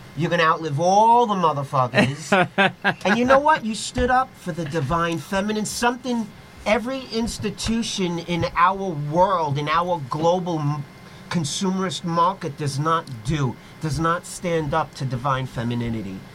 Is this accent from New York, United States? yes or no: yes; New York City, New York, United States; growing up in the Lower East Side, growing up with the music shops, with the record shops